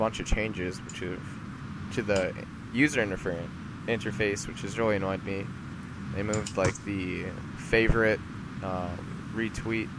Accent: United States; I'm American

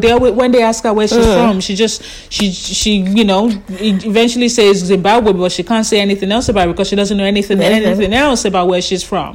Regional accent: Australia; we're from Australia

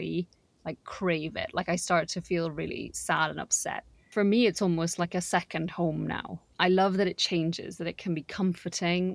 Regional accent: Trinidad & Tobago; I'm from Trinidad and Tobago

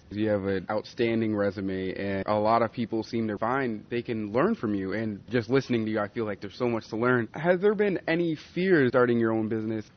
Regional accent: Colorado, United States; I'm from Colorado

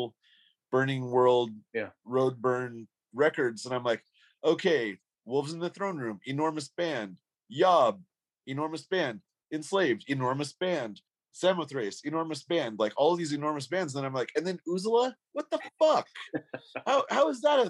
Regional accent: Boise, Idaho, United States; we told him Boise

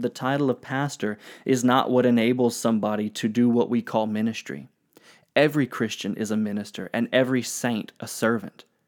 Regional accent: United States; I'm American

